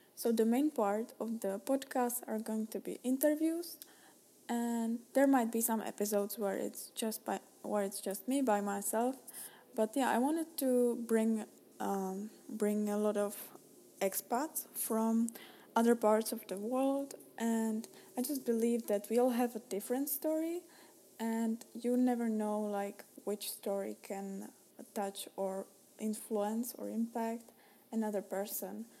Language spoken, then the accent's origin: English; Czechia; moved away as an adult; now in United States; I'm Czech, I'm Czech, I'm from Czech Republic